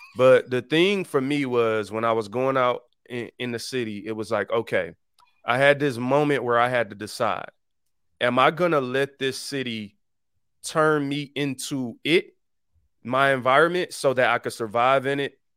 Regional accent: Detroit, Michigan, United States; I'm from the east side

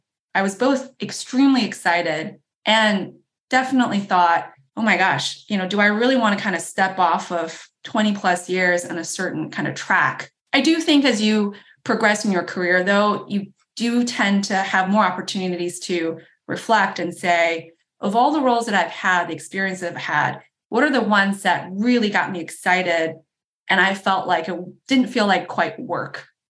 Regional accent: Chicago, Illinois, United States; I grew up around Chicago

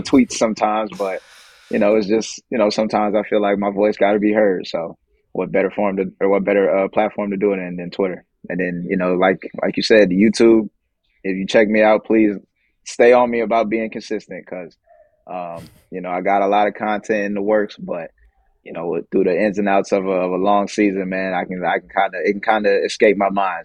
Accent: United States; being American

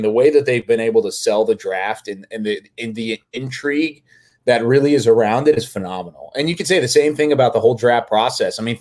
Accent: Waco, Texas, United States; growing up in Waco and being around the NFL, I was a huge college football fan, huge Baylor football fan

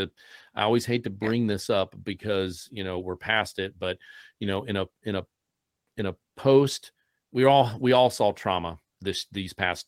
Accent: Columbus, Ohio, United States; I'm from Columbus, Ohio

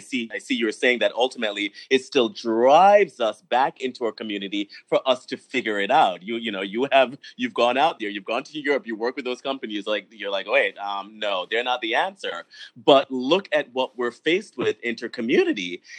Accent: New York, United States; I grew up in the New York hardcore skinhead scene back in the early 80s.

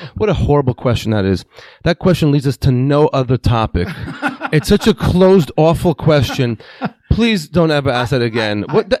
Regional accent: Israel; first language Hebrew; English is a second language; moved away; I was born in Israel.

